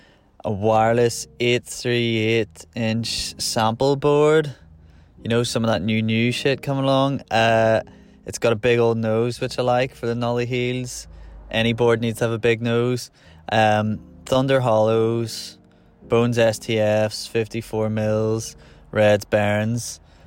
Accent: Belfast, Northern Ireland, United Kingdom; now in Randallstown, United Kingdom; I'm from Belfast, but now I live in a wee town called Randallstown, north of Belfast.

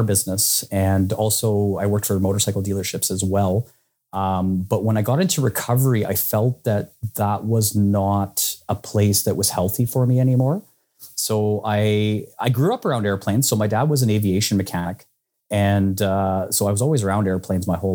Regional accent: Saskatoon, Saskatchewan, Canada; I'm from Saskatoon, Saskatchewan

